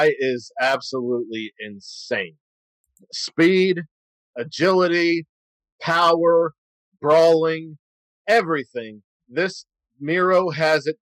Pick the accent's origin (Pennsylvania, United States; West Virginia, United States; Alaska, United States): Pennsylvania, United States; Pittsburgh; we are from Pittsburgh